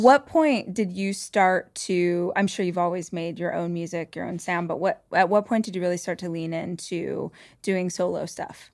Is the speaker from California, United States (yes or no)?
yes; Bakersfield, California, United States; moved away; I grew up in Bakersfield